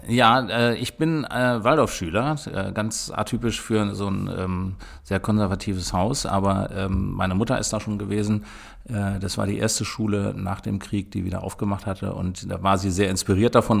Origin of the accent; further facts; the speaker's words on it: Gehrden, Lower Saxony, Germany; ich bin in Gerden geboren und bin hier groß geworden